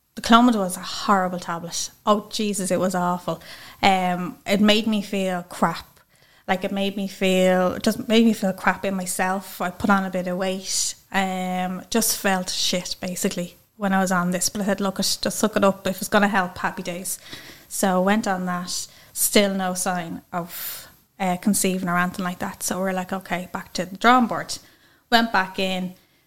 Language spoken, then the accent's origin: English; County Dublin, Leinster, Ireland; I'm from Wine St Albans, County Dublin